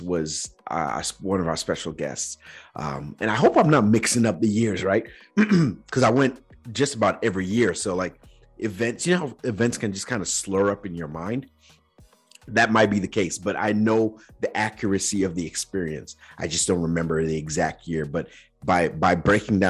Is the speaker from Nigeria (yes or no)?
yes; Nigeria; now in United States; growing up in Nigeria